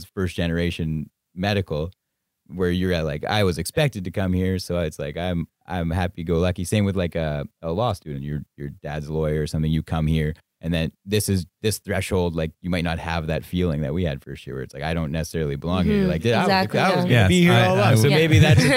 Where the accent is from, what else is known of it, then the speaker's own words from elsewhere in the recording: Northern Ontario, Canada; I'm from Northern Ontario